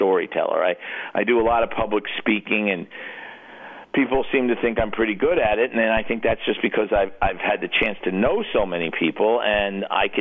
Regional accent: New York City, New York, United States; growing up in New York City

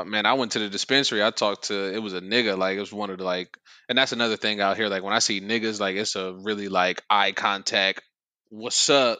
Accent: Ohio, United States; accent: Southern; moved away; I'm from Ohio

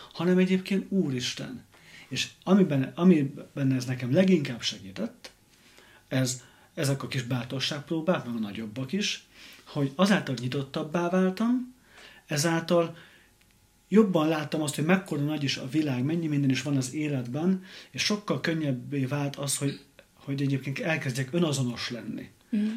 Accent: Hungary; moved away as an adult; also born or lived in London; én kisvárosból származok

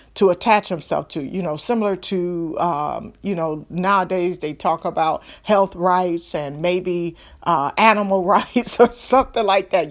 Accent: Detroit, Michigan, United States; I'm from Detroit.

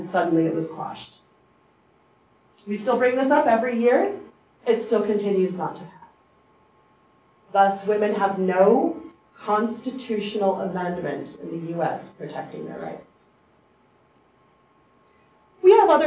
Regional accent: United States; as American women

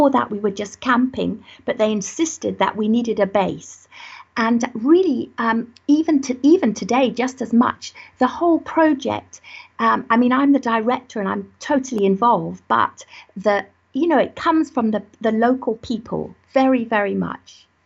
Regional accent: Malawi; born there; I was born in Malawi, again working when my father was working in the mountains in forest

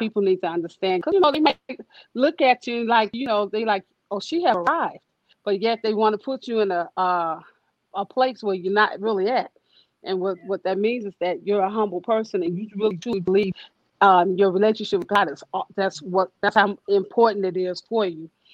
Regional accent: Chicago, Illinois, United States; I'm from Chicago

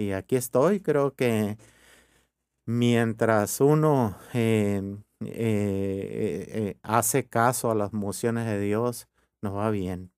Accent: Hermosillo, Sonora, Mexico; born or raised there; also born or lived in Ures, Sonora / Rome

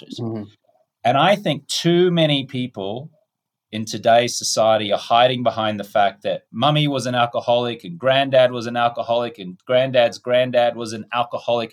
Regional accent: Australia; moved away; also born or lived in United States; I'm an Australian-American.

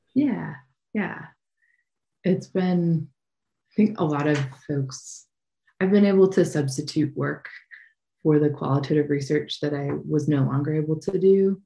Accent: Idaho, United States; moved away as an adult; I was born and raised here in Idaho, where wildfires are just a part of life

